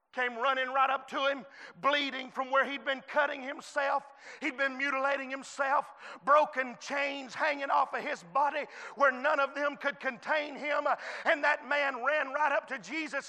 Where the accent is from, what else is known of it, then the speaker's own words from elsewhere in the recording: United States; I was born in the United States of America